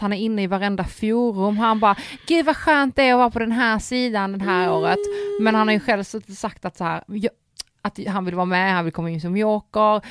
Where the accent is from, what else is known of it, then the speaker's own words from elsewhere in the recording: Poland; now in Sweden; jag är polack